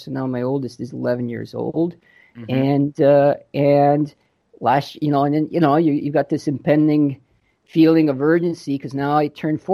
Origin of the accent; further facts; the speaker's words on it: Croatia; now in London, Canada; I was born in Croatia, and just before the Civil War, we moved to Canada in 89